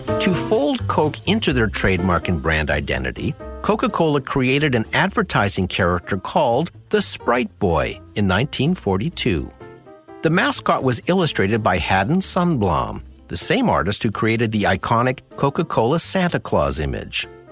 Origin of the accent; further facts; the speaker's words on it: Sudbury, Ontario, Canada; my hometown of Sudbury.